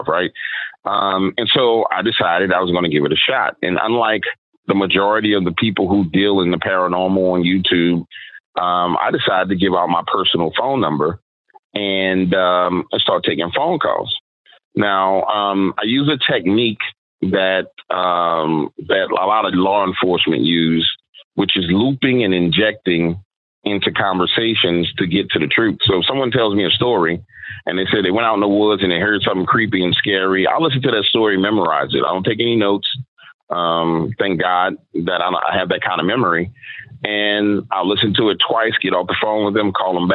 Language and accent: English; New Orleans, Louisiana, United States; I'm born and raised in New Orleans, Louisiana, but my neighborhood was pretty much the swamps, right? And it's New Orleans East